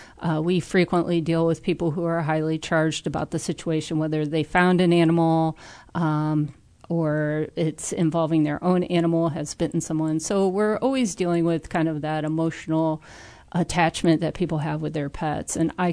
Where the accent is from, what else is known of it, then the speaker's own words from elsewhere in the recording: Peoria, Illinois, United States; I'm originally from Peoria, and I studied agriculture.